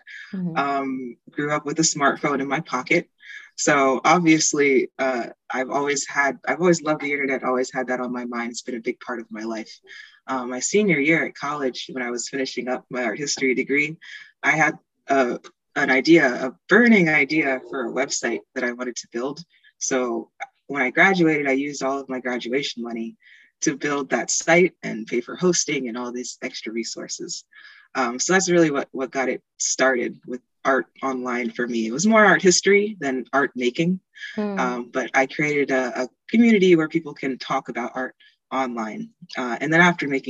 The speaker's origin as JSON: {"language": "English", "town": "Easton", "region": "Pennsylvania", "country": "United States", "moved": "yes", "lives_now": "Philadelphia, United States", "said": "I'm from Easton, Pennsylvania, and I live in Philadelphia right now"}